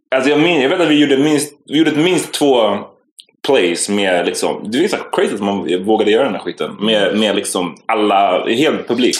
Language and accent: Swedish; Stockholm, Stockholm County, Sweden; jag var från Farsta